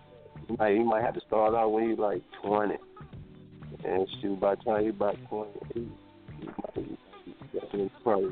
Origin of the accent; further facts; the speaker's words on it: Decatur, Georgia, United States; also born or lived in Texas; I'm from Atlanta. I'm from Decatur, really.